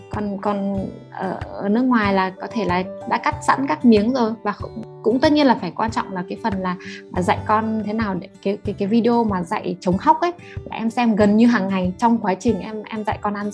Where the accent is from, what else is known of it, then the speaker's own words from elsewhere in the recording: Ukraine; Vietnamese is a second language; now in Hanoi, Vietnam; và sinh ra và lớn lên ở Ukraine. Hiện đang sống ở Hà Nội cùng với uh, ba mẹ chồng